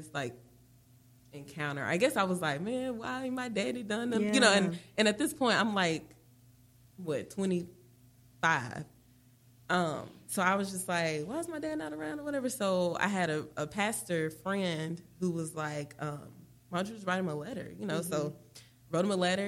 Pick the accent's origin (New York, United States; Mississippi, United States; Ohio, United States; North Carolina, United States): Mississippi, United States; growing up in Mississippi informs a lot of who I am